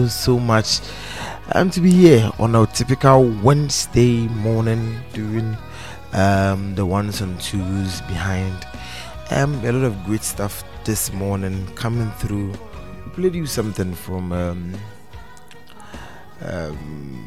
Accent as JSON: {"language": "English", "country": "Ghana", "said": "as a Ghanaian"}